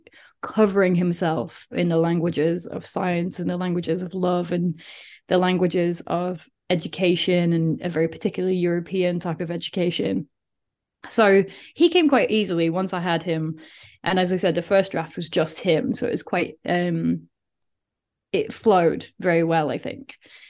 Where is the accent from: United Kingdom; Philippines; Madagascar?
United Kingdom; Doncaster, Yorkshire and the Humber; accent: South Yorkshire; Like, my accent is completely gone from living abroad and these kind of things. But I used to have a very, very strong South Yorkshire accent. And you could, it was literally like, I know you're from Doncaster because the way you're saying this.